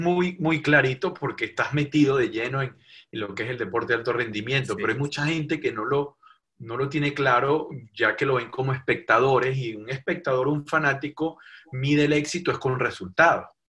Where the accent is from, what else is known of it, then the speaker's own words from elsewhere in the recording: Barquisimeto, Lara, Venezuela; moved away as an adult; yo viví en Barquisimeto una, cantidad importante de años, digo importante porque fue la etapa de la adolescencia, eh, llegué eh, estudiando quinto grado hasta graduarme de bachiller